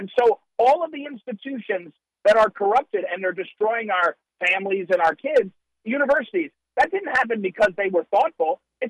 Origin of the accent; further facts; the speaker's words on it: New Jersey, United States; now in St. Louis, United States; I grew up in New Jersey, and I spent 25 years in St. Louis City. That's where I live